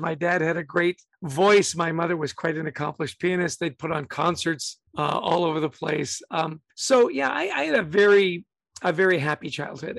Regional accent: Vancouver, British Columbia, Canada; also born or lived in Edmonton, Alberta; I grew up in Canada. I was born in Edmonton, Alberta, really grew up in Vancouver, British Columbia

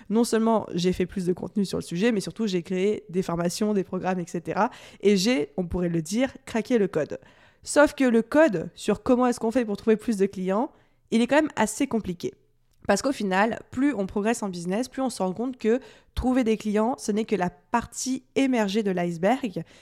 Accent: France; accent: French; avec mon super accent euh, à la française

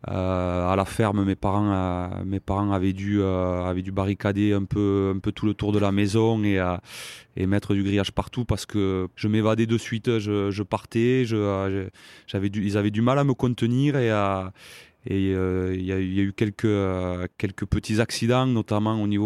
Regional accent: Saint-Nicolas-de-la-Grave, Occitania, France; also born or lived in Montauban; moi je, viens d'une famille euh, d'agriculteurs. Mes parents ont une, ferme dans le Tarn-et-Garonne.

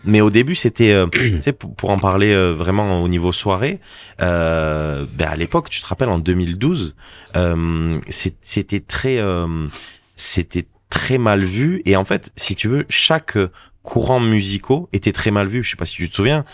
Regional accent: Agde, Occitania, France; je suis du Cap d'Agde. J'ai mhm. grandi au Cap d'Agde

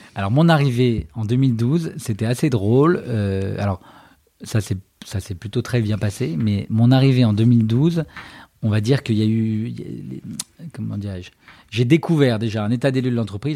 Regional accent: Paris, Île-de-France, France; also born or lived in China / London; Je suis né à Paris

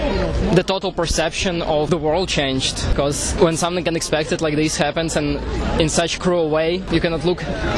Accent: Kyiv, Ukraine; now in Brussels, Belgium; I live in Brussels, and I'm originally from Kiev, Ukraine.

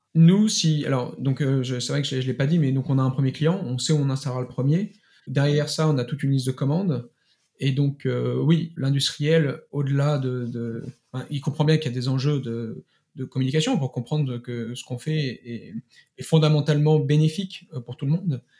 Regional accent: Paris, Île-de-France, France; je suis euh, parisien

